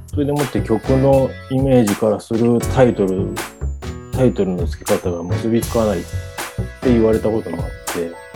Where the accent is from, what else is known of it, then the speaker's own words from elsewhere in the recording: Shizuoka, Japan; 俺は逆に静岡から出たことがなくて